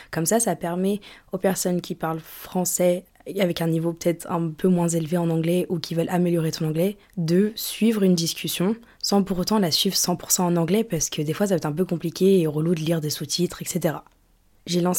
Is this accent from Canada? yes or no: no; United Kingdom; accent: British; now in France; j'ai encore l'accent british, mais j'ai plus trop l'accent euh, d'où je viens.